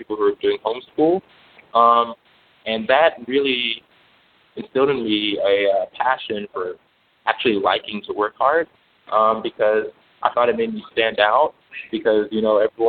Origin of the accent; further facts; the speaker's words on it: Greensboro, North Carolina, United States; moved away as an adult; also born or lived in Louisville, Kentucky; I grew up in Greensboro, North Carolina